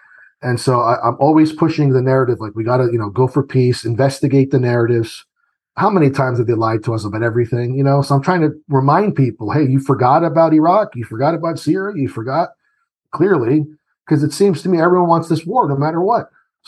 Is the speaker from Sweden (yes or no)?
no; Italy; born there; I was born in Italy. And so I remember being the American in the, you know, the town that I was